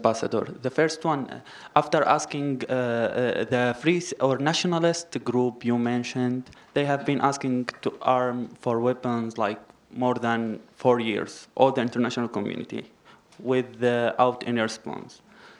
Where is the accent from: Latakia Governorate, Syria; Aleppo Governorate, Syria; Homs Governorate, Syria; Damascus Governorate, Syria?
Homs Governorate, Syria; Homs; from Syria. I'm from Homs.